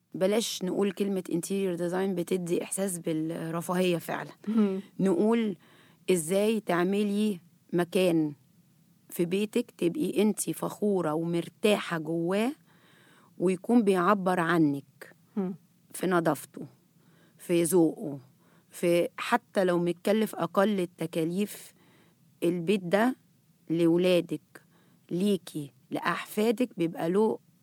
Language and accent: Arabic; Egypt; احنا هنا مصريين